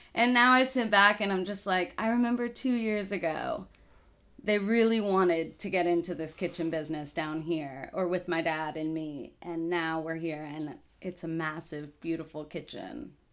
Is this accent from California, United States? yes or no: no; Dallas, Texas, United States; moved away as an adult; also born or lived in Danbury, Connecticut / Oxford, Mississippi; now in Lafayette, United States; I grew up in Dallas, Texas